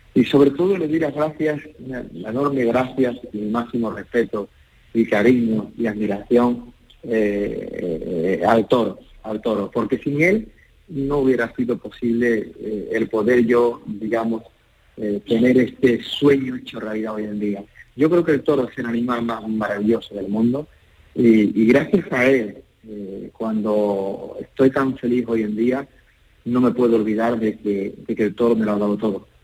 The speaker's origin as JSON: {"language": "Spanish", "region": "Andalusia", "country": "Spain", "said": "Uno adora Andalucía, me siento andaluz"}